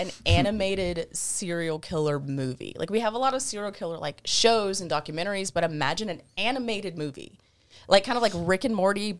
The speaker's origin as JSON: {"language": "English", "town": "Flowery Branch", "region": "Georgia", "country": "United States", "tie": "born or raised there", "moved": "yes", "lives_now": "Colorado, United States", "said": "Like an hour north of Atlanta, Flowery Branch."}